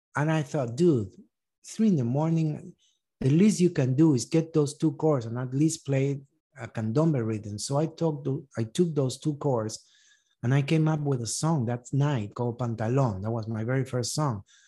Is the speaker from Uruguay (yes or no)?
yes; Uruguay; moved away as an adult; also born or lived in East Texas; now in United States; I grew up in Uruguay